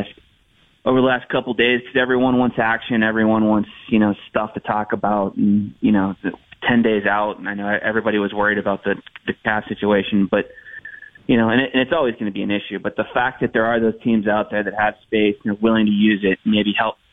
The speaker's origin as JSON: {"language": "English", "country": "United States", "said": "as an American"}